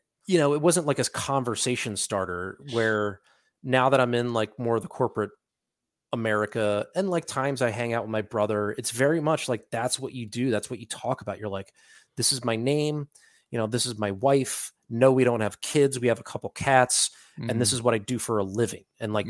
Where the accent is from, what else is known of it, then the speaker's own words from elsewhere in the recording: Philadelphia, Pennsylvania, United States; we're immediately on the same page because we are from Philadelphia